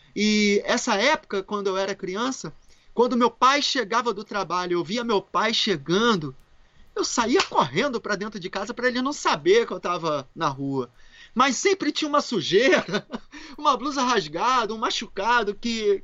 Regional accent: Rio de Janeiro, Brazil; moved away; Carioquinha, não da gema, porque meus pais são mineiros. Minha, minha mãe é de ah. Minas, meu pai é de Minas e eu sou carioca

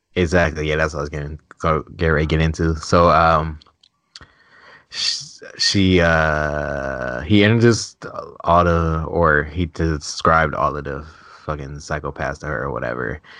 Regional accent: Cleveland, Ohio, United States; I'm from Cleveland, so it's, like, city. suburbs

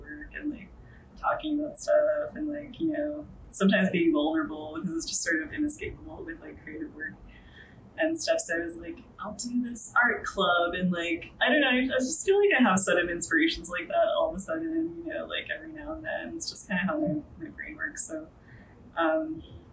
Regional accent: Northern Virginia, United States; moved away as an adult; also born or lived in Washington, D.C. area; now in New York City, United States; I grew up in Virginia, like, Northern Virginia

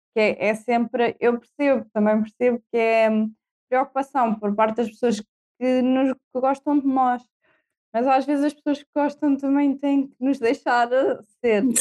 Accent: Marinha Grande, Leiria District, Portugal; now in Tomar, Portugal; sou da Marinha Grande, sou de Perto

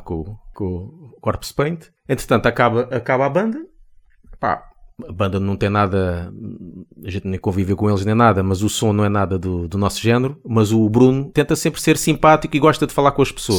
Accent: Seixal, Setúbal, Portugal; Nós somos do Seixal

